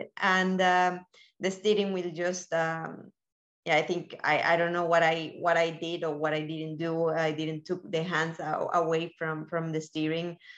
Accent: Colombia; also born or lived in Miami, United States; now in Spain; I'm originally from Colombia

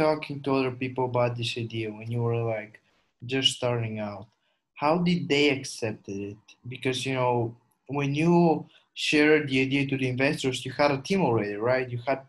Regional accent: Bulgaria; I'm a European, but I'm not from Western Europe. Like, I'm a Eastern European that is living in Bulgaria and born and raised here.

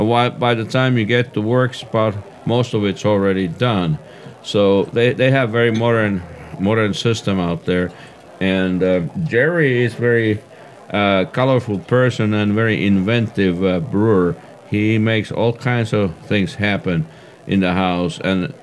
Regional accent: Finland; now in Boise, United States

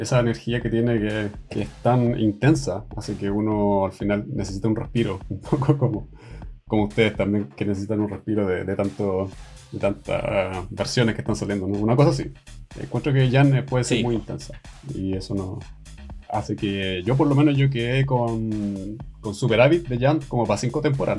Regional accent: Viña del Mar, Valparaíso, Chile; moved away as an adult; now in Sweden; Pero soy chileno. Yo crecí y me crié en, en, Chile, pues soy de Viña.

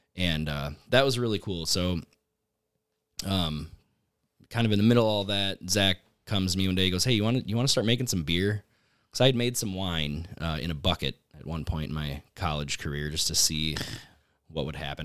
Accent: Menasha, Wisconsin, United States; moved away as an adult; now in Oshkosh, United States; I grew up in Menasha, just about twenty minutes north of here

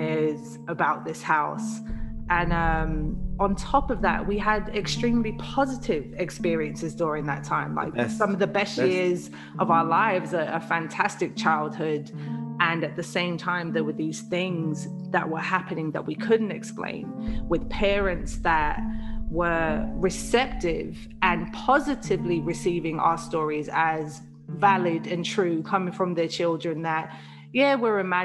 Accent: London, United Kingdom; moved away; also born or lived in Liverpool; a house that we used to live in Camberwell, South London, when we were kids.

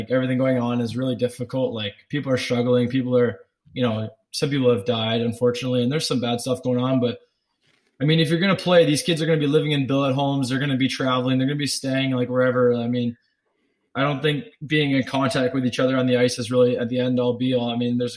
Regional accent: Canada; growing up as a Canadian kid

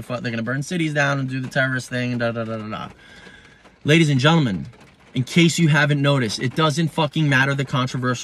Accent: United States; I'm an American

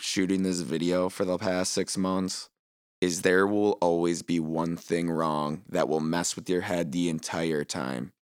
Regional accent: Green Bay, Wisconsin, United States; I'm from Green Bay, so first skate park is Joanne's

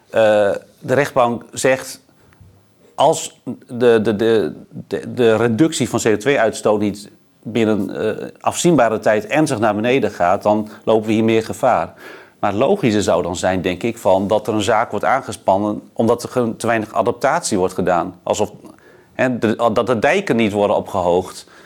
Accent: Groningen, Netherlands; Nou ja, ik kom uit Groningen.

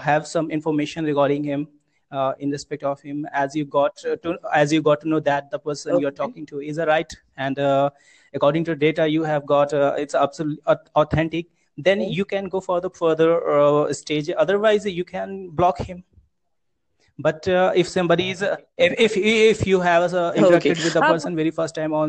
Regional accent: Uttar Pradesh, India; I'm from UP district, UP state, Uttar Pradesh

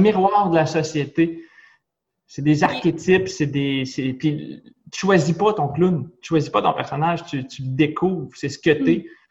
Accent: Nicolet, Quebec, Canada; je viens de Nicolette une toute petite ville de policiers

